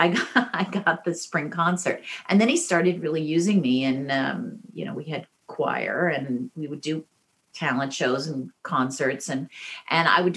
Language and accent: English; Lynchburg, Virginia, United States; moved away; I came from Southern town, Virginia, Lynchburg.